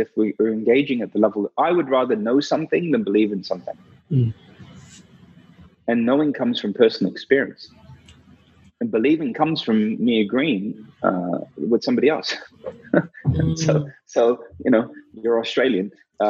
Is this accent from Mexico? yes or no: no; India; because I was very skeptical, especially being Indian.